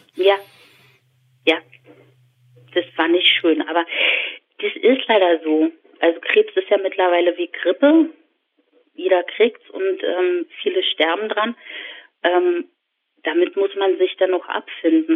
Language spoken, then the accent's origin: German; Berlin, Germany; ich habe als Kind erst in Schöneweide gewohnt